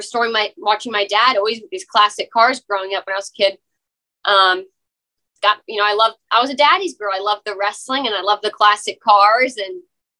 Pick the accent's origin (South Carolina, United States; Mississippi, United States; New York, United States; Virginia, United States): South Carolina, United States; Beaufort; I'm from Beaufort, Hilton Head Island area, South Carolina.